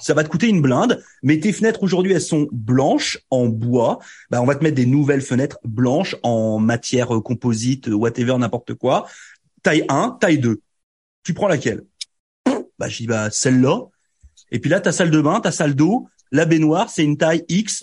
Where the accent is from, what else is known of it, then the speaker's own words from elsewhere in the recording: France; now in Canada; quand on vient de France